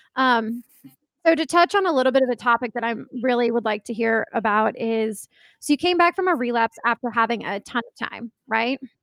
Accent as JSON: {"language": "English", "town": "Johns Creek", "region": "Georgia", "country": "United States", "tie": "born or raised there", "lives_now": "Sandy Springs, United States", "said": "I grew up in Atlanta, but I really grew up in Johns Creek"}